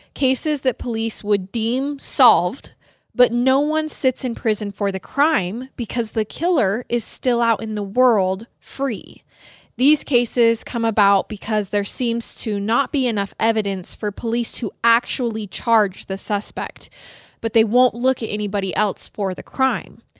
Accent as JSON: {"language": "English", "region": "Idaho", "country": "United States", "tie": "born or raised there", "said": "Growing up in Idaho"}